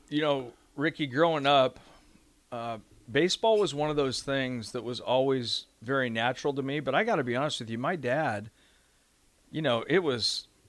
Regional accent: Lincoln, Nebraska, United States; Right here in Lincoln, Nebraska.

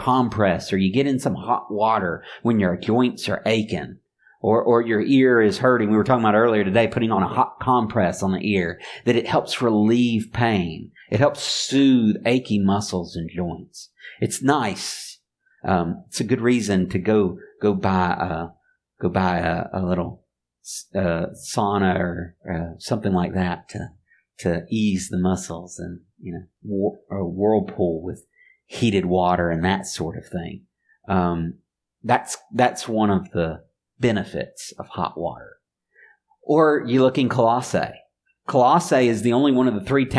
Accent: Mobile, Alabama, United States; I grew up in Mobile, and not too far away, about an hour drive, is Pensacola, Florida.

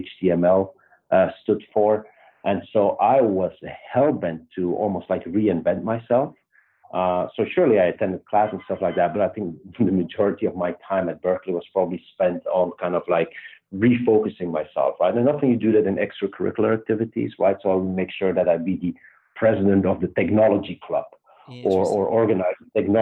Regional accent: Belgium; accent: Belgian; moved away as an adult; also born or lived in Luxembourg; now in United States; I grew up in Belgium, pretty much lived there till I was 26

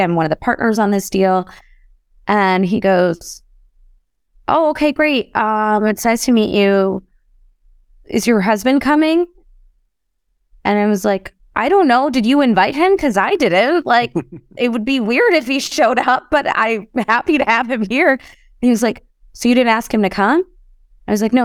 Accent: Chicago, Illinois, United States; I grew up in Chicago

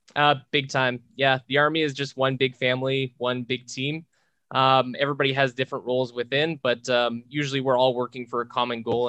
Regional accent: Charlotte, New Brunswick, Canada; also born or lived in Moncton; now in Edmonton, Canada; a kid from a small town, about a thousand people, called Charlotte, New Brunswick.

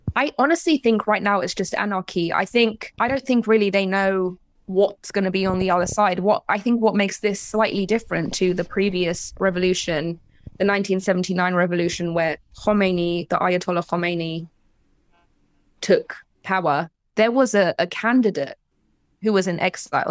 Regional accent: London, United Kingdom; moved away as an adult; also born or lived in Iran (parents); now in Los Angeles, United States; I was born in London. I, my parents are from Iran

